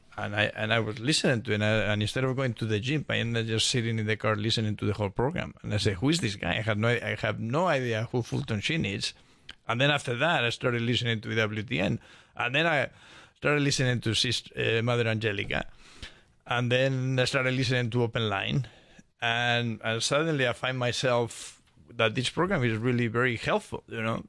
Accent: Spain; moved away as an adult; also born or lived in Midwest, United States; now in Atlanta, United States; I was born and raised in Spain, and I moved to the States, uh, when I was probably twenty-one years old

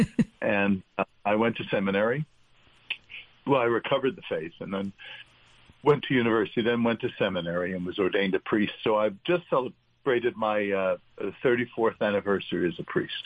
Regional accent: New York City, New York, United States; growing up in New York.

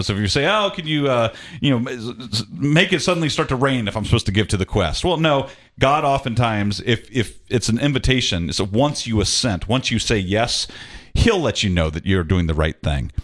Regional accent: Atlanta, Georgia, United States; moved away as an adult; I'm originally from Atlanta, but I had to move away for a few years.

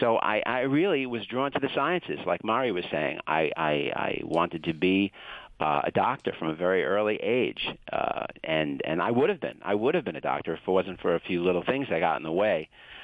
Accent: Brooklyn, New York, United States; Well, I grew up in Brooklyn, New York, and there were no mountains there.

